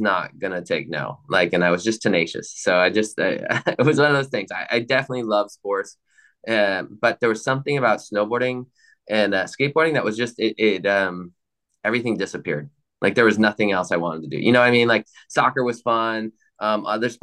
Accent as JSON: {"language": "English", "town": "Milwaukee", "region": "Wisconsin", "country": "United States", "tie": "born or raised there", "said": "I grew up in Milwaukee, Wisconsin, super cold in the winter"}